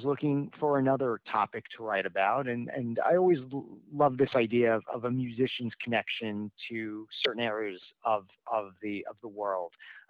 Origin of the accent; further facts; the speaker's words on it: New York City, New York, United States; I'm a native New Yorker, if you can't tell from my accent, and certainly grew up a huge fan of the … and was always fascinated about their connection with New York City